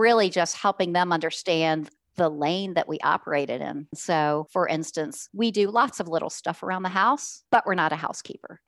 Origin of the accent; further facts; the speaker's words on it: Richmond, Virginia, United States; I'm from Richmond, Virginia, born and raised in Richmond